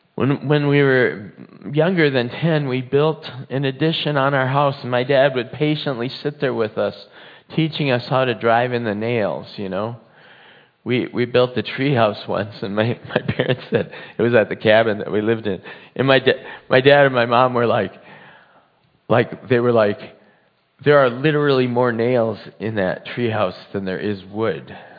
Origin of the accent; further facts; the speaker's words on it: United States; I believe in God, and I'm an American